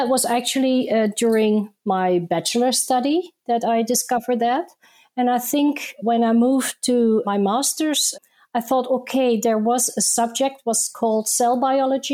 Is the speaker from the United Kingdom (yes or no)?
no; Netherlands; also born or lived in Indonesia; I was born in Indonesia, where I grew up and lived until I was 9 years old, and then we moved with my family to the Netherlands. So there I went to school and I also started my university career